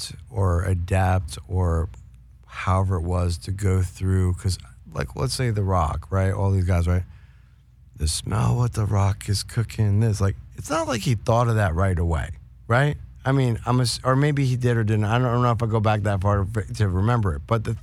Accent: New York, United States; I grew up in New York

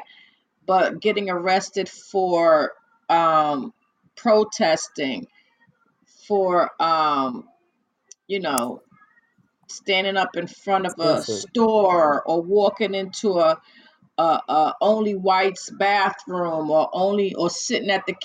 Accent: New York, United States; accent: New York; My New York accent.

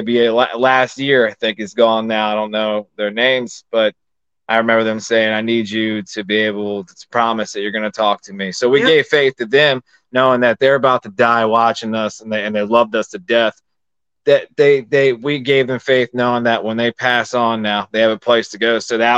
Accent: Maryland, United States; also born or lived in Pennsylvania; I'm from Maryland

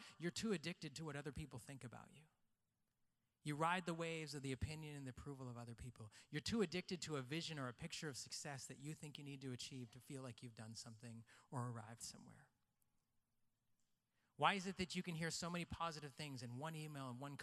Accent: Canada; I was born in Canada. I'm white underneath.

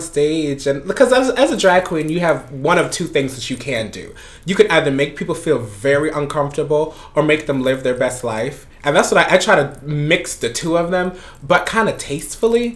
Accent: Panama; also born or lived in Florida; now in Brooklyn, United States; originally I'm from Panama, and mm-hmm. I moved here in 1999

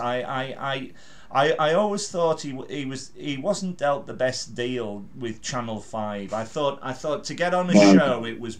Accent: Carlisle, North West England, United Kingdom; moved away as an adult; now in London, United Kingdom; My home city was Carlisle

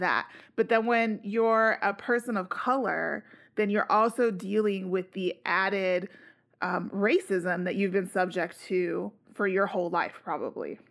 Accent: United States; I'm also an American Latino

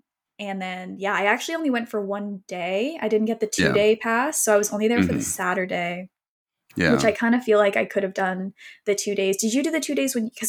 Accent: Canada; I'm from Canada.

